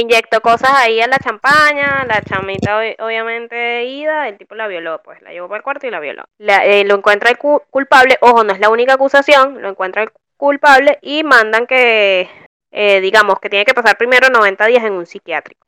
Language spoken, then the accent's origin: Spanish; Venezuela; now in Argentina; mis raíces venecas